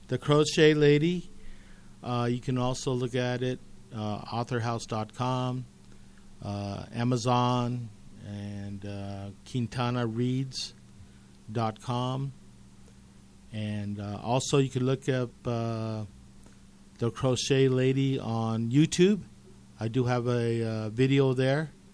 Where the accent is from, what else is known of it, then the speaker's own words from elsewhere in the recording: Commerce City, Colorado, United States; I grew up in Commerce City